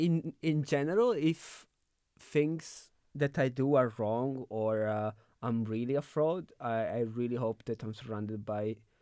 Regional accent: Italy; now in Berlin, Germany; I'm from Italy.

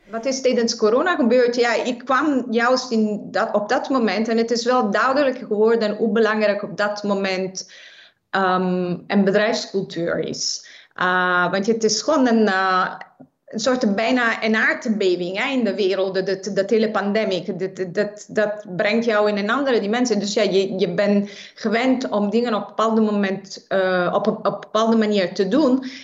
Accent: Naples, Campania, Italy; Dutch is a second language; now in Netherlands; ik eh, ben geboren en getogen in de stad van Napels in Zuid-Italië. En ik ben 26 jaar geleden naar Nederland verhuisd.

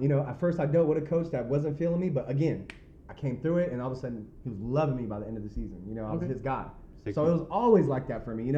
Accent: California, United States; also born or lived in Central Washington / Oklahoma; a California kid

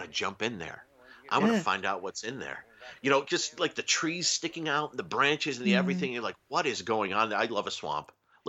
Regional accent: Western New York State, United States; I grew up in Western New York State

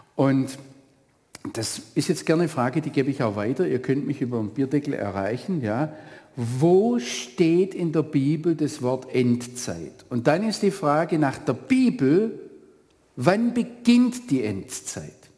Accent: Northern Black Forest, Baden-Württemberg, Germany; ich komme ja aus dem Nordschwarzwald

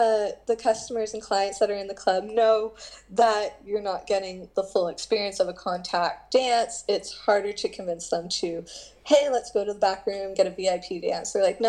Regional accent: Canada; I made the highly mistake of being too nice, being a Canadian, and I was like, hey, I brought coffee.

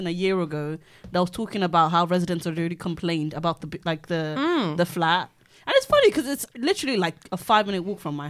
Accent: Ikorodu, Lagos, Nigeria; moved away; I know where I was born in Lagos. Like, I was born in a place called Ikorodu.

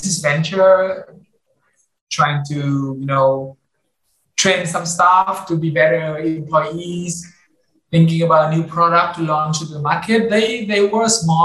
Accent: Hanoi, Vietnam; when I think about my time growing up in Hanoi, I think it's very local

